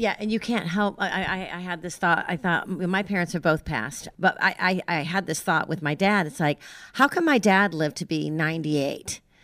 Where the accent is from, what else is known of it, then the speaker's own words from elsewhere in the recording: New York, United States; I grew up in New York